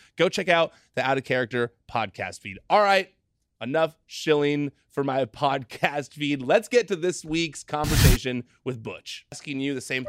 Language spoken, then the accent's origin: English; near Disneyland, California, United States; I grew up near Disneyland out here in California